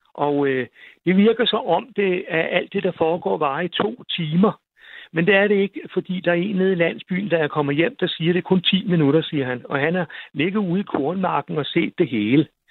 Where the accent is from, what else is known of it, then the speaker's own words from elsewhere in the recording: Vor Frue, Zealand, Denmark; also born or lived in Kamstrup; derude, hvor jeg voksede op, der hed Vor